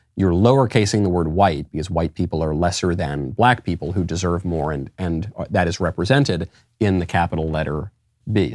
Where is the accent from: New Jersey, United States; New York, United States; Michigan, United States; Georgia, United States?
New York, United States; I say coffee because I'm from New York